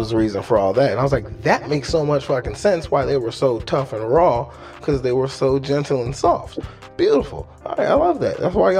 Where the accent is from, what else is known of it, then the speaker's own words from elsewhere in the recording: Brooklyn, New York, United States; I grew up in Brooklyn, so a lot of city kids